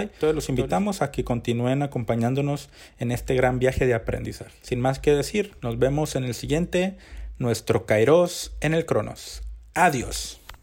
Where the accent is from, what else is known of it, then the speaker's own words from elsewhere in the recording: Mexico; los mexicanos tenemos un promedio de lectura de 3.3 libros al año